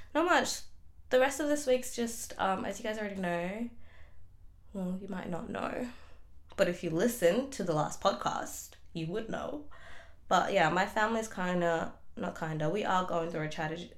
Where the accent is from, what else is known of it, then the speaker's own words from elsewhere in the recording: Melbourne, Victoria, Australia; I'm from Melbourne, Australia